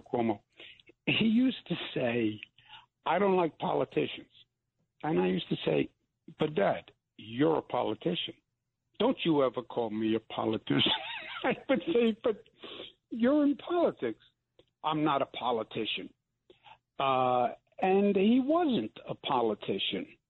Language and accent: English; New York, United States; I'm from New York